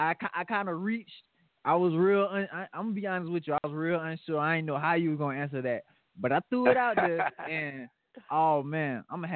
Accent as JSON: {"language": "English", "region": "the South", "country": "United States", "tie": "born or raised there", "said": "I was the first born in the South. First born in the South."}